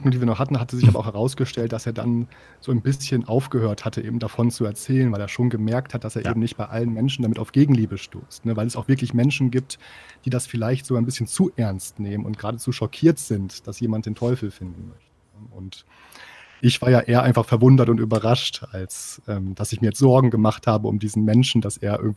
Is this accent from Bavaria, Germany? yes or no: no; Osnabrück, Lower Saxony, Germany; ich komme aus Osnabrück, vielleicht hat sich das noch nicht bis da unten hindurch äh, herumgesprochen